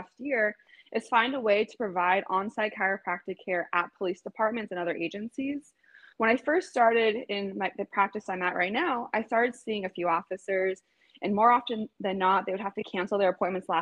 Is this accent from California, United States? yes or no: yes; Los Angeles, California, United States; also born or lived in Manhattan Beach, California; I'm born and raised in Los Angeles